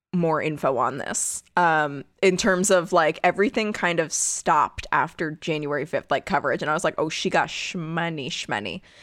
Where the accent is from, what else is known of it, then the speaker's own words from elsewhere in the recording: United States; as an American